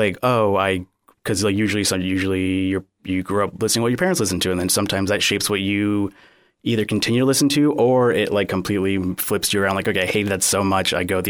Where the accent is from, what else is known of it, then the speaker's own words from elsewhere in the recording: Cape Coral, Florida, United States; also born or lived in Miami; So I was born in Miami, but I moved to the Southwest Florida area very shortly after, so I've been here pretty much my entire life, yeah, and I've never lived anywhere else.